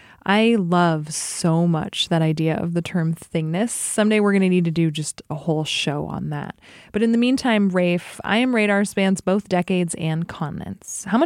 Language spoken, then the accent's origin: English; Alaska, United States; I grew up in Alaska